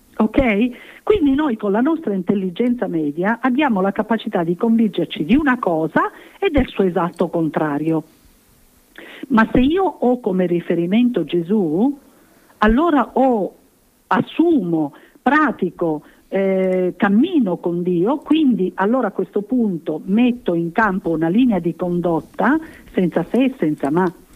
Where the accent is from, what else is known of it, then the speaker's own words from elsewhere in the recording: Sicily, Italy; come siciliana